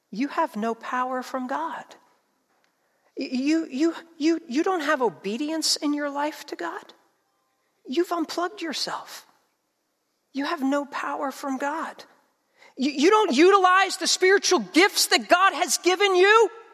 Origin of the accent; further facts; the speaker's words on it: New Jersey, United States; I grew up in South Jersey.